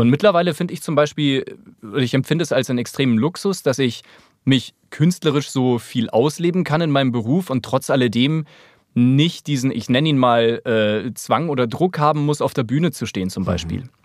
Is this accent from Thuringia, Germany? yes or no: no; Munich, Bavaria, Germany; moved away as an adult; also born or lived in Grünwald; now in Berlin, Germany; als Münchner